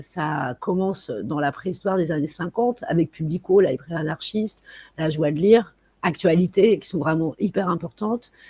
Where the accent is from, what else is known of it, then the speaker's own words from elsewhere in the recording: Paris, Île-de-France, France; Je suis parisienne mais pas parisianiste